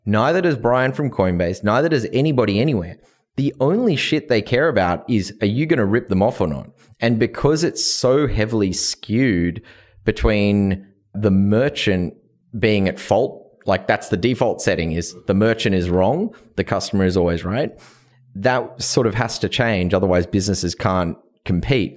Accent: Australia; moved away; I'm from Australia

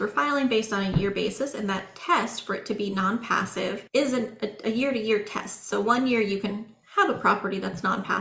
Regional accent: Central Oregon, United States; I grew up in Central Oregon

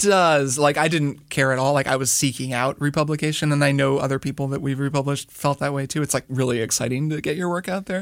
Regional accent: Indiana, United States; moved away as an adult; also born or lived in Miami, Florida; I grew up in Indiana

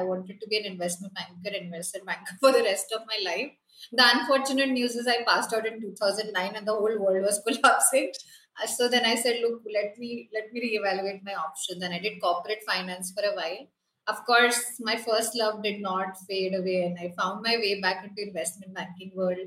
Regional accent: Kolkata, West Bengal, India; I grew up in Kolkata

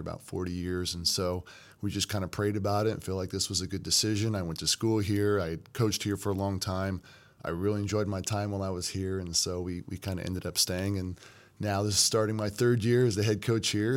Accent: Kentucky, United States; moved away as an adult; also born or lived in Florida; now in Missouri, United States; I'm from Kentucky

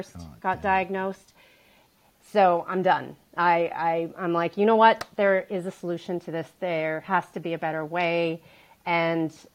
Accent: Calgary, Alberta, Canada; I grew up in Calgary, Alberta, Canada

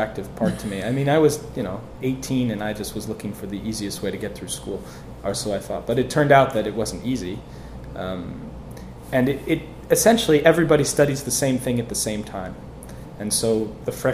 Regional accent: Wilmette, Illinois, United States; moved away as an adult; also born or lived in Avignon, France / Guatemala; now in Paris, France; I grew up in Chicago, outside of Chicago, the northern

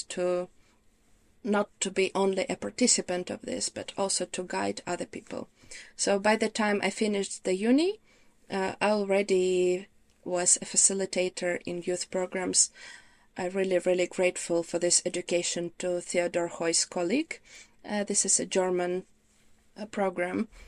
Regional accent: Ukraine; English is a second language; moved away as an adult; now in United Kingdom; originally I'm from Ukraine.

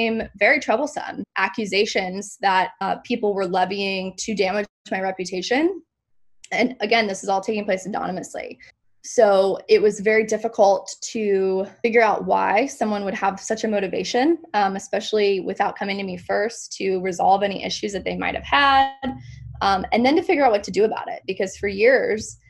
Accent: Ponte Vedra Beach, Florida, United States; also born or lived in Oxford, Mississippi / Orlando, Florida; now in Jacksonville, United States; I grew up in Florida

